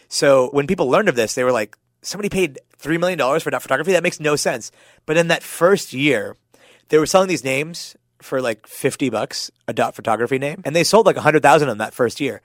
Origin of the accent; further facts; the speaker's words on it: Pittsburgh, Pennsylvania, United States; now in San Francisco, United States; I grew up in Pittsburgh.